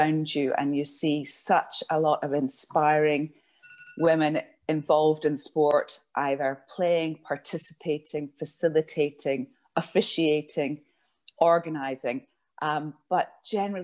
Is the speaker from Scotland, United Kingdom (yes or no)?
yes; Glasgow, Scotland, United Kingdom; I was born in Glasgow and I went to secondary school in Glasgow